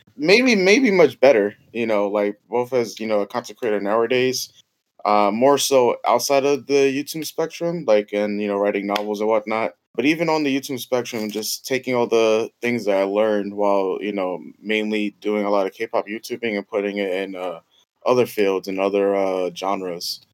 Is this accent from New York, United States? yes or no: yes; New York City, New York, United States; Bronx, New York. Yep, born and raised